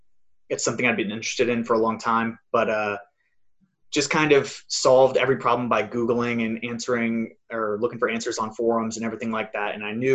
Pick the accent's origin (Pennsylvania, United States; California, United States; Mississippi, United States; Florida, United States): California, United States; Los Angeles; I'm from Los Angeles.